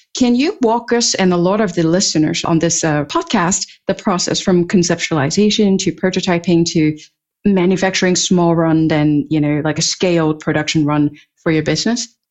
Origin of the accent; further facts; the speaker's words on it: Hong Kong; moved away; also born or lived in Europe; I grew up in Hong Kong and spent many years in Europe